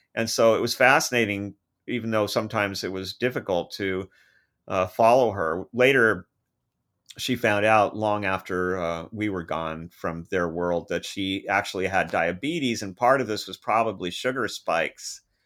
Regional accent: United States; growing up in American schools

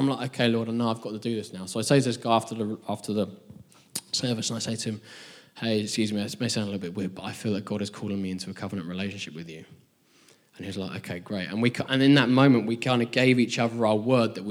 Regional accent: England, United Kingdom; also born or lived in Nashville; we're both English people in Nashville

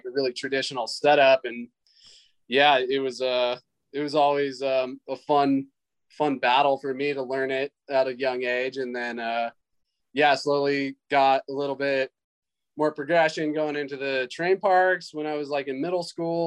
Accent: United States; I grew up in the Lake Tahoe area

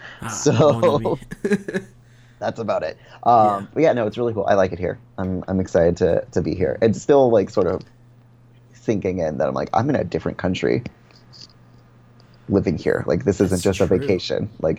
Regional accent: Florida, United States; Yeah, well, see, for me, is I've only ever lived in Florida.

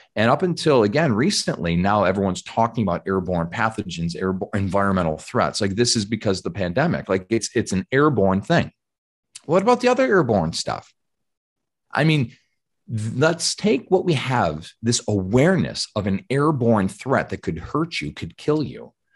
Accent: Georgia, United States; we're from Georgia, tons of Southern Baptist people in the area.

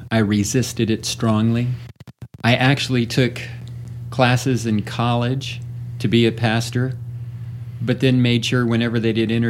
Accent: Michigan, United States; also born or lived in Texas / Arkansas / Louisiana / Maryland; Originally, I am from born and raised in Michigan. I've been in multiple states since Texas, Arkansas, Louisiana, Maryland, Idaho, Ohio, South Dakota.

